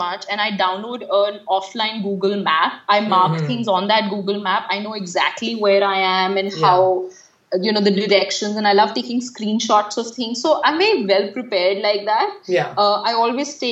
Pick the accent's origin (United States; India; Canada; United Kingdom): India; Delhi; when people ask me where are you from, I say Delhi